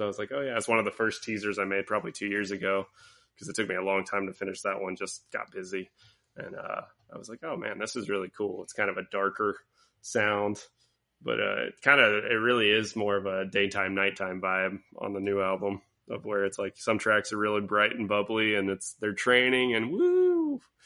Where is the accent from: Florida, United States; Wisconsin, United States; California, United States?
Florida, United States; Pensacola; moved away; I grew up in Pensacola, Florida